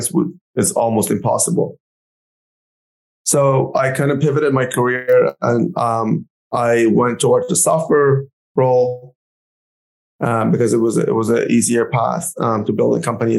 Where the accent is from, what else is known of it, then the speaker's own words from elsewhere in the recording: Canada; as a Canadian